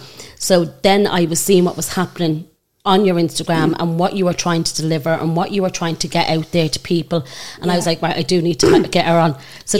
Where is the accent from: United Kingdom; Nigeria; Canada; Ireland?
Ireland; Mulhuddart, Leinster; I'm from the posh part of Mofew. The courts is the posh part of Mofew.